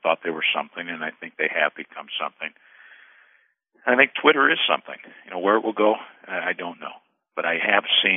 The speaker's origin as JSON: {"language": "English", "town": "La Crosse", "region": "Wisconsin", "country": "United States", "tie": "born or raised there", "said": "the La Crosse Tribune, my hometown newspaper in Wisconsin"}